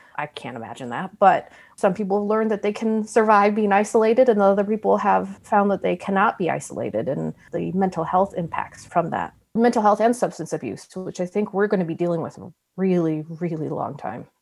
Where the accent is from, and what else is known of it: United States